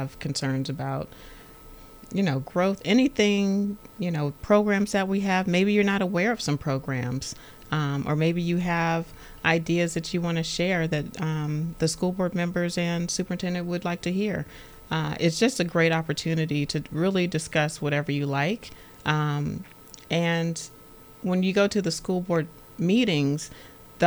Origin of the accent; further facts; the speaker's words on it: Los Angeles, California, United States; now in Stafford County, United States; I'm from Los Angeles